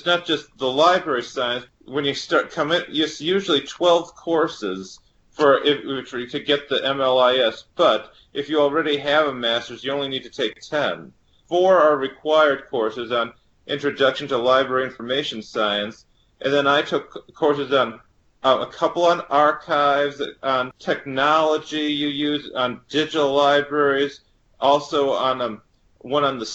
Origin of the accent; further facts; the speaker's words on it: Milwaukee, Wisconsin, United States; I'm from Milwaukee, Wisconsin